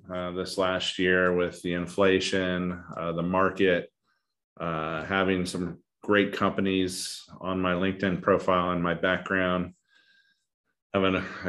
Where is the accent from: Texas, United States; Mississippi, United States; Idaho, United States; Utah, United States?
Idaho, United States; also born or lived in Asia; I'm an Irishman. I grew up in Asia and then in the middle of nowhere, wilderness, North Idaho.